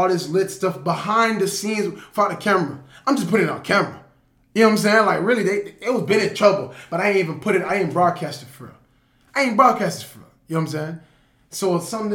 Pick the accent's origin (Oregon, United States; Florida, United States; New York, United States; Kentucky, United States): Florida, United States; Lake Worth; moved away; I'm really from Lake Worth, and everybody from Lake Worth know me